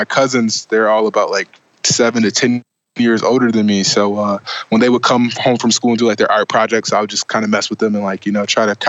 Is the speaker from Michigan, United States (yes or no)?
yes; Flint, Michigan, United States; just grew up in Flint, Michigan, just a kid from Flint, little old town